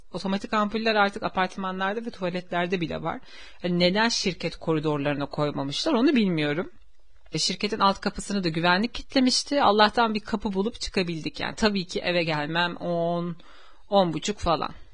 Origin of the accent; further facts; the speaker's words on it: Istanbul, Turkey; Benim köyüm zaten İstanbul'da. Uskumru köy benim köyüm. yani benim köklerim yüzyıllardır burada ve benim farklı bir şehirde tanıdığım bile yok.